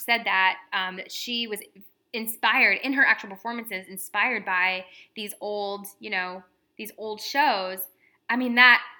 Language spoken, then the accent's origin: English; Midwest, United States; Because I'm from the Midwest where we repress everything.